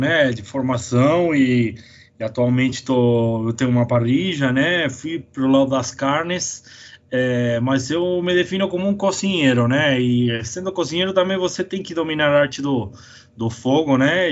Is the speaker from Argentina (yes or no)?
yes; Argentina; first language Spanish; Portuguese is a second language; also born or lived in São Paulo, Brazil; now in Brazil; eu nasci em São Paulo mesmo, capital. É, com quatro, quando eu tinha quatro anos eles separaram e aí fui morar na Argentina quase a vida inteira, né? Então eu, eu me criei lá